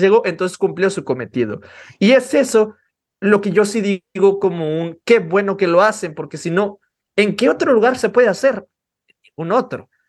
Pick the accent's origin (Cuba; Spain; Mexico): Mexico; nosotros como mexicanos